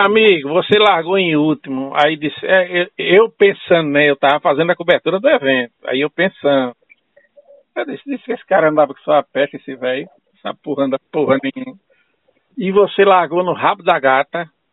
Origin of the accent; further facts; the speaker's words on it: Northeast Region, Brazil; a gente é aqui do Nordeste